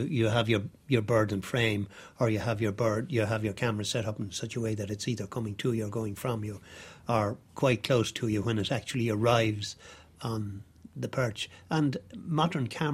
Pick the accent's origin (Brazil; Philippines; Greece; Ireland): Ireland; I grew up on the Dargle, or on the banks of the Dargle